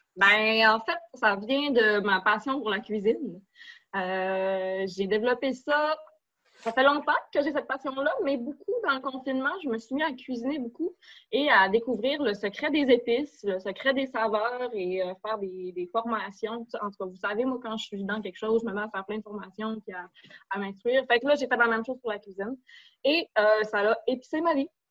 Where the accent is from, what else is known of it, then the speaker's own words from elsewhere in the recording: Alma, Quebec, Canada; also born or lived in Chicoutimi, Quebec; j'ai grandi à Alma, sur la rue Laurier, puis sur la rue de la Gare